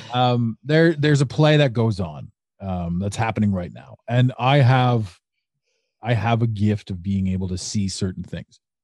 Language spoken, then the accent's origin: English; Canada; I'm Canadian.